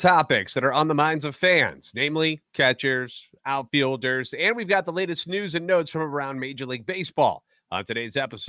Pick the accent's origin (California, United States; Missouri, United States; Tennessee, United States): Missouri, United States; St. Louis; I'm a national radio sports anchor, born and raised in the Lou and a lifetime Cardinals fan